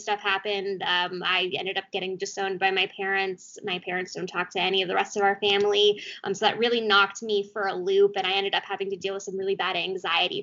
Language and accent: English; Beverly Hills, California, United States; also born or lived in Arizona; I grew up in Beverly Hills, California